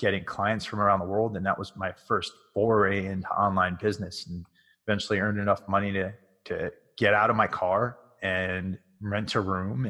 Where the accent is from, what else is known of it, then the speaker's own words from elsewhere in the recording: Connecticut, United States; I grew up in Connecticut